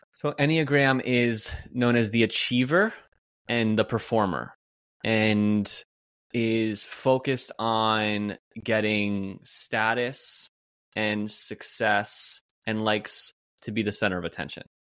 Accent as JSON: {"language": "English", "region": "New Jersey", "country": "United States", "also_born_or_lived": "Pennsylvania / Carlsbad, California", "moved": "as an adult", "said": "I'm from New Jersey"}